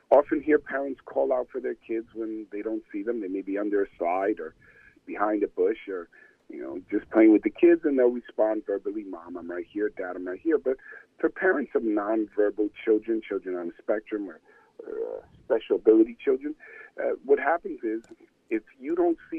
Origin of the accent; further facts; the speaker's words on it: Passaic, New Jersey, United States; I was born and raised in Passaic.